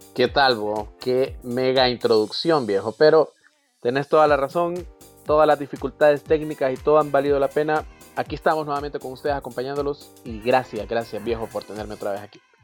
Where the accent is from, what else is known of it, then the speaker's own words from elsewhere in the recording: Honduras; somos 8 millones de hondureños